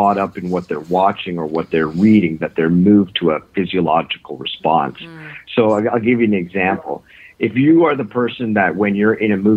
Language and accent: English; Northern Ontario, Canada; now in Toronto, Canada; I grew up actually in Northern Ontario